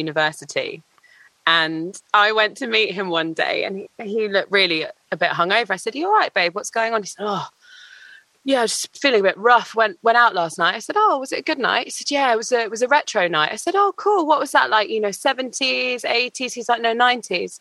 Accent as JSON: {"language": "English", "region": "London", "country": "United Kingdom", "tie": "born or raised there"}